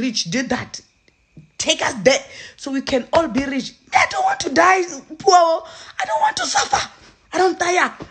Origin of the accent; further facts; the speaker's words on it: Limpopo, South Africa; I'm from Limpopo